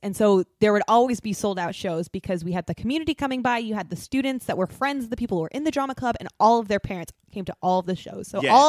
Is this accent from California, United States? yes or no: yes; Orange County, California, United States; I'm from Orange County